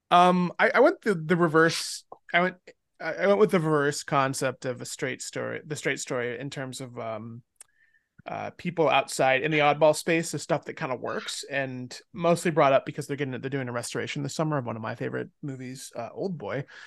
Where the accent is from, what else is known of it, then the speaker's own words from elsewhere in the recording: the South, United States; we're both from the South